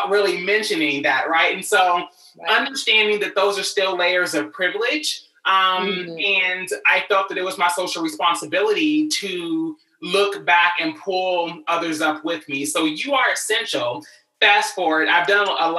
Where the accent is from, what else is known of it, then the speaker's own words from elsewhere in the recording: Louisville, Kentucky, United States; moved away as an adult; now in Los Angeles, United States; I'm originally from Louisville, Kentucky, moved out here to LA at 19 years old